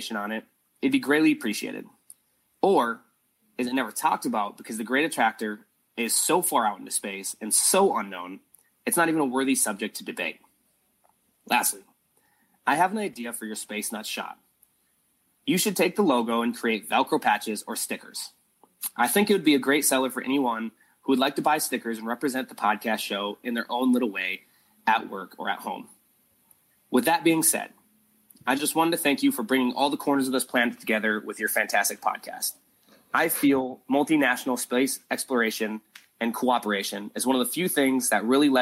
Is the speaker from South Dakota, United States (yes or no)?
yes; South Dakota, United States; now in San Diego, United States; I am originally born and raised from the Great Plains of South Dakota in the U.S.